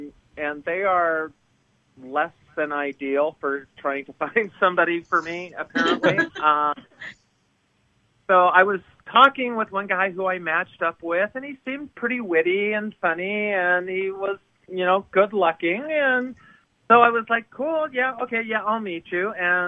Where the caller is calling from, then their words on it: Los Angeles, California, United States; I am calling from beautiful Los Angeles.